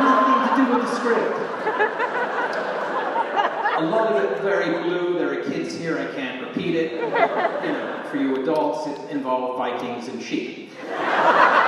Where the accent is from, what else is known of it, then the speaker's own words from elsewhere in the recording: England, United Kingdom; also born or lived in United States; I grew up in England and spent time in the States as a kid